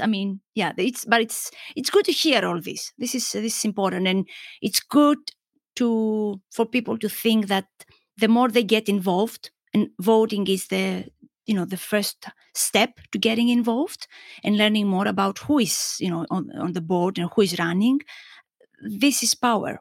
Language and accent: English; Greece; moved away; growing up in Greek culture